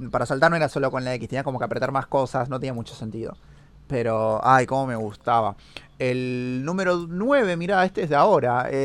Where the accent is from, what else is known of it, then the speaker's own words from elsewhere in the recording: Argentina; porque yo soy argentino.